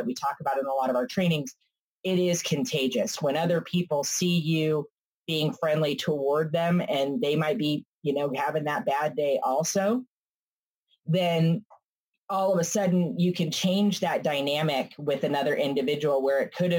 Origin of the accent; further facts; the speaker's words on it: California, United States; I'm from California